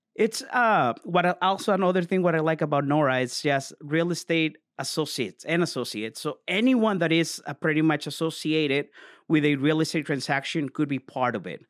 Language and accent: English; Mexico; moved away; born and raised in Mexico.